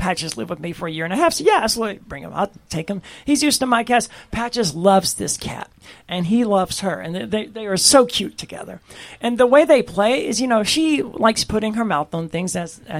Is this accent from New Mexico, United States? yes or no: no; Mississippi, United States; I'm from Mississippi